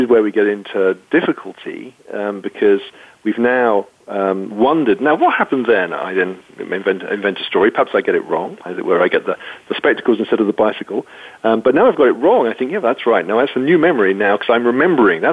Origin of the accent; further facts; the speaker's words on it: United Kingdom; being British